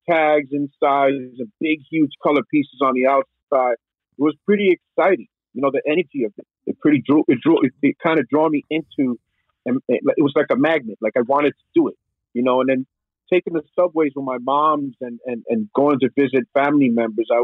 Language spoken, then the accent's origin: English; New York City, New York, United States; from the Bronx, man. Born and raised in the Bronx, New York City